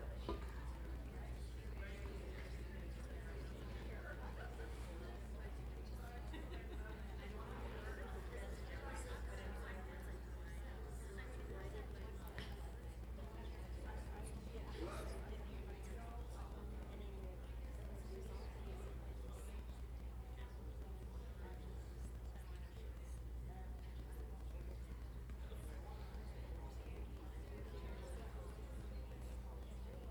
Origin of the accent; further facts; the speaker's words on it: Massachusetts, United States; moved away; I grew up in Massachusetts where there's all kinds of mosquitoes